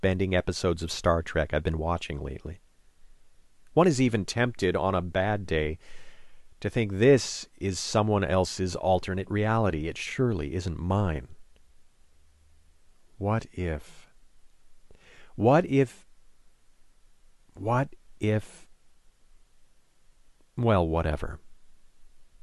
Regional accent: Saint-Jean-sur-Richelieu, Quebec, Canada; move to my hometown of Saint-Jean

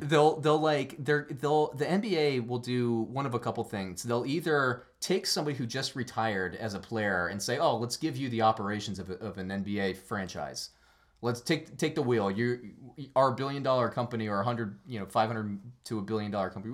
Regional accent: Orlando, Florida, United States; our growing up in Orlando

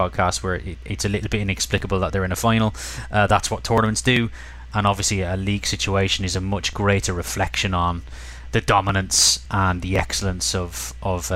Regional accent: Ireland; growing up in Ireland

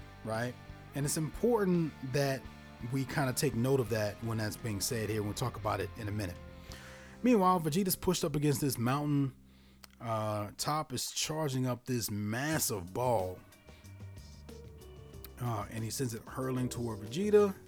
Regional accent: Louisiana, United States; I'm from Louisiana. I also went to LSU

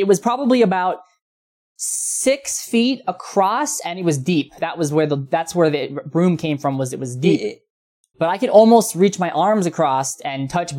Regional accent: Fairbanks, Alaska, United States; I want to go back to my hometown, Fairbanks, Alaska, where I grew up.

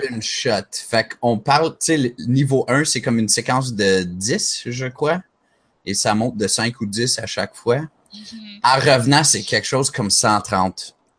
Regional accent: Montreal, Quebec, Canada; je suis Montréalais

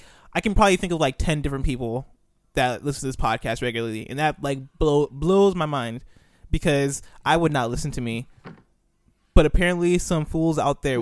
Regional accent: Nigeria; also born or lived in United States; I was born in America, but then I moved to Nigeria.

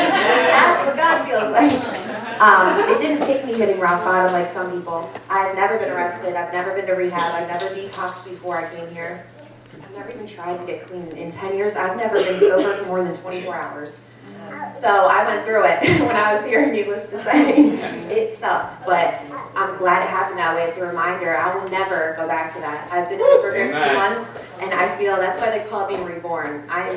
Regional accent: Cocoa, Florida, United States; Like, I was raised in Cocoa, Florida. I'm from dope boy dreams and cocaine fantasies, baby.

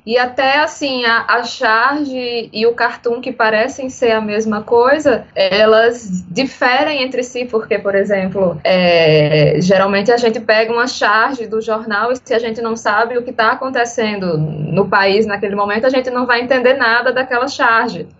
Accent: Paraíba, Brazil; Sou paraibana

